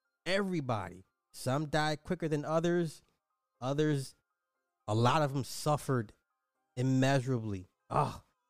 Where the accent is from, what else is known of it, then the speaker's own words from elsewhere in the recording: Cincinnati, Ohio, United States; I'm from Cincinnati, and it was about 2 hours away and could smell the burning of whatever was for 2 days, but this is nothing new in the great state of Ohio.